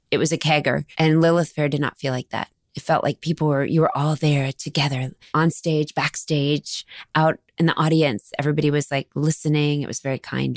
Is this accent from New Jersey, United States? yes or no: no; Dallas, Texas, United States; I'm from Dallas, Texas.